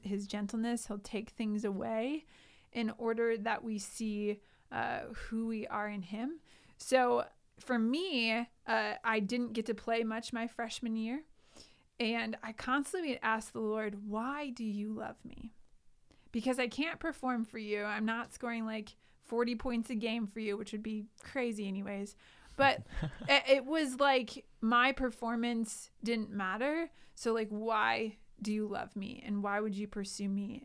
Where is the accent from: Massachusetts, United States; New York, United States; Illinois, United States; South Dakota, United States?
South Dakota, United States; Sioux Falls; also born or lived in Indiana / Colorado; I grew up here in Sioux Falls